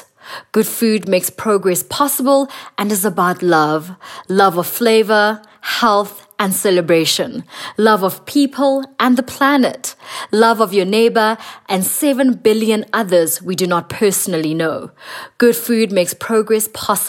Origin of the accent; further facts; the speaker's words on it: South Africa; from South Africa, a celebrity TV chef